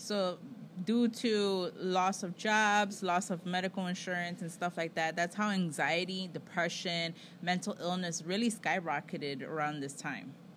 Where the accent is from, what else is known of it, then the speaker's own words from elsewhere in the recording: United States; I'm American.